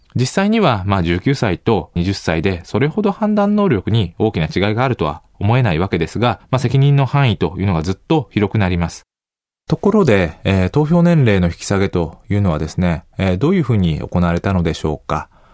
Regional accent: Nara, Japan; moved away as an adult; also born or lived in Kanagawa; 神奈川から奈良に戻るのに、まあ、結構お金もかかる、えー、ことですから、まあ、地元に戻るということもなかったですね。

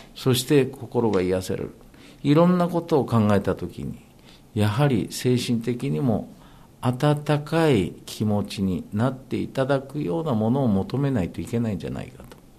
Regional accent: Japan; 私は日本に生まれて日本に育って

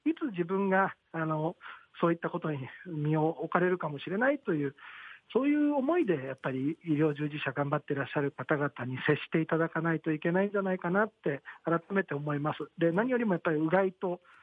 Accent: Osaka, Japan; now in Tokyo, Japan; 僕、大阪なんですよ、ふるさとが。

